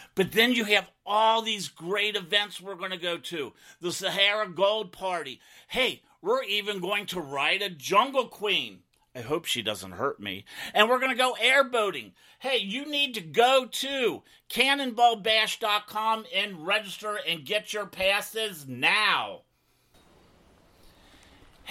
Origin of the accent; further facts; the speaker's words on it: Cincinnati, Ohio, United States; growing up in Cincinnati